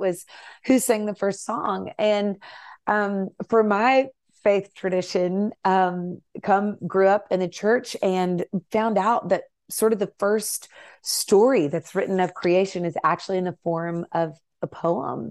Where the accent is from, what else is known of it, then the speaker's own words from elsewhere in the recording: Nashville, Tennessee, United States; I grew up in Nashville